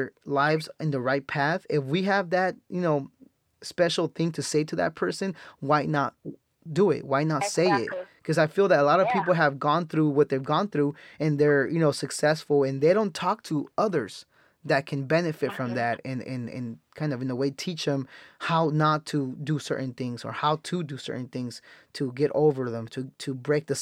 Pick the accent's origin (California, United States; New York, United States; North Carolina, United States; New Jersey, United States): California, United States; Salinas; growing up where I grew up in Salinas, I've seen a lot of crazy stuff.